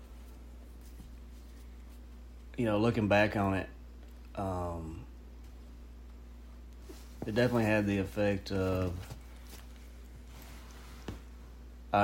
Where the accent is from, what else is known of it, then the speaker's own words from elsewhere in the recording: Star City, Arkansas, United States; also born or lived in Moro Bay, Arkansas / Fayetteville, Arkansas; First 8 years at Morro Bay, Arkansas, on the Washita River. Oh, about 20 minutes north of El Dorado. And then from 9 to 18, Star City, Arkansas